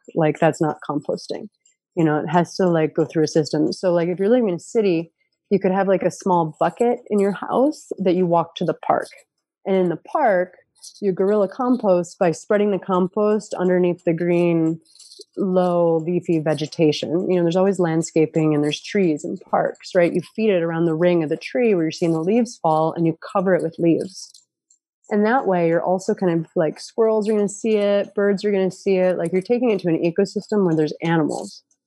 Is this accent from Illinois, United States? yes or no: no; upstate New York, United States; I grew up in a county in upstate New York